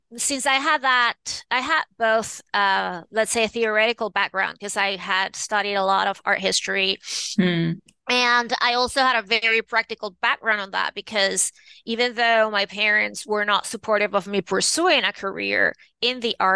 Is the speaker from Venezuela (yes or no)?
yes; Venezuela; moved away; also born or lived in New York City; I was born and raised in Venezuela in South America.